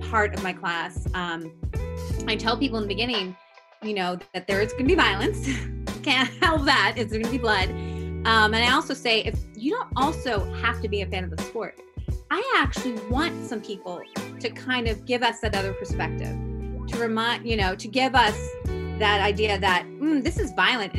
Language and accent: English; Columbus, Ohio, United States; now in Washington, D.C., United States; I was born in Columbus, Ohio. And that's a big point because I don't know if I would be teaching writing and fighting without having that as my hometown